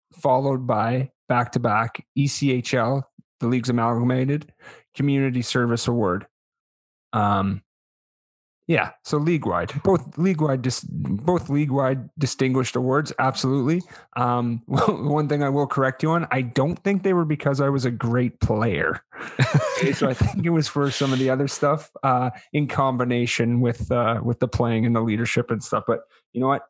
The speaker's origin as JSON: {"language": "English", "town": "Winnipeg", "region": "Manitoba", "country": "Canada", "said": "I'm from Winnipeg and it's a lot different there"}